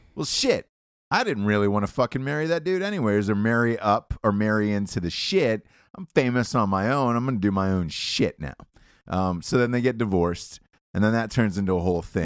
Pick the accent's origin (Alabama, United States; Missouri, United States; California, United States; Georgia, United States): Georgia, United States; Atlanta; I'm from Atlanta.